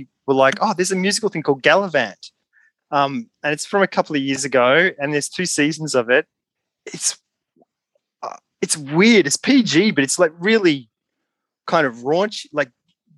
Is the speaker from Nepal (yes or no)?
no; Mordialloc, Victoria, Australia; when I was growing up in Mordialloc, there was me and my brother